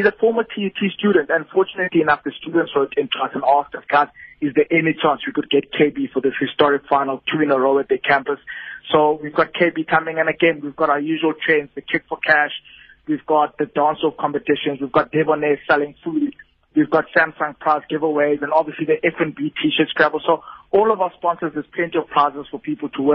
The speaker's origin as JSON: {"language": "English", "region": "Eastern Cape", "country": "South Africa", "tie": "born or raised there", "said": "I was born in the Eastern Cape, and I'm an Eastern Cape man"}